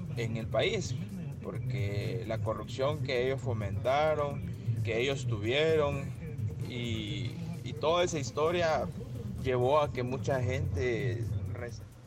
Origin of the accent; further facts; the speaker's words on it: El Salvador; como salvadoreño